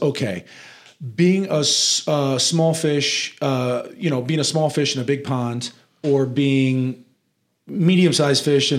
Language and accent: English; Nebraska, United States; moved away as an adult; also born or lived in New York; So I always tell everybody that I was raised in Nebraska, but I actually grew up in New York.